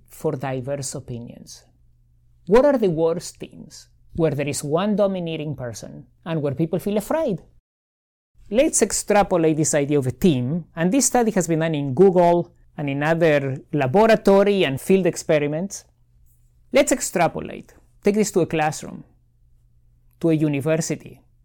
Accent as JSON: {"language": "English", "country": "Argentina", "tie": "born or raised there", "moved": "yes", "lives_now": "Miami, United States", "said": "I grew up in Argentina."}